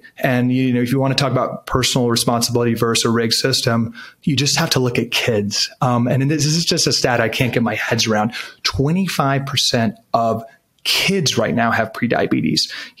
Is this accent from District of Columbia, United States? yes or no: yes; Washington, District of Columbia, United States; I grew up in Washington, D.C., a good young conservative